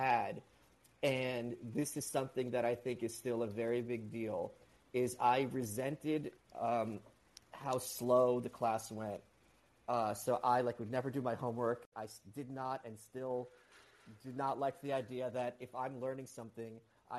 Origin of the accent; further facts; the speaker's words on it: New York City, New York, United States; first language Russian; English is a second language; as a New Yorker